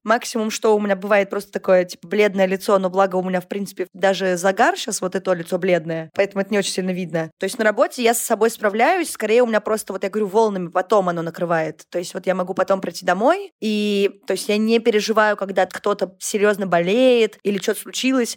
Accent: Saint Petersburg, Russia; и жила все детство на Удельной в Петербурге

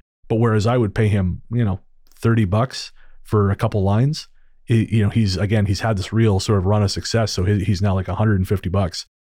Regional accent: Pennsylvania, United States; Being born and raised in Pennsylvania, I'm always intrigued by your connection with my home state.

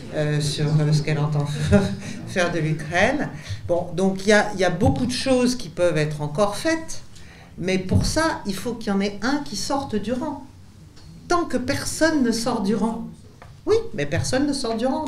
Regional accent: France; nous en tant que Français

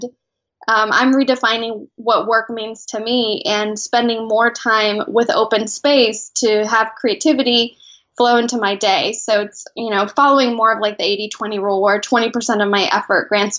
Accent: Mexico City, Mexico; now in San Diego, United States; Actually, originally from Mexico. I'm an immigrant from Mexico City. I now live in San Diego.

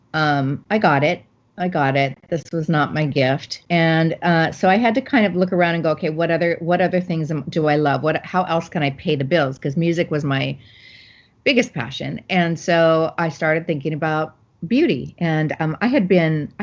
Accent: Phoenix, Arizona, United States; I grew up in Phoenix, Arizona

